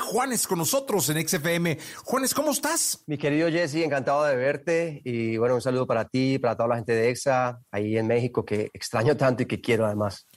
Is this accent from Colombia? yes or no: yes; Colombia; tenemos en Colombia